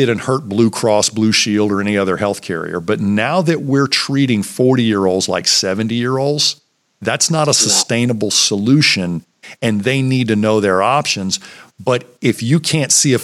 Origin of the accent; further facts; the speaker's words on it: Virginia, United States; when I came back to my hometown to practice